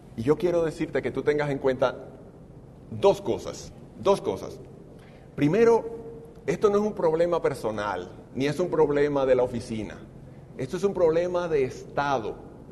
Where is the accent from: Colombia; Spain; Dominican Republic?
Dominican Republic; en mi país, en República Dominicana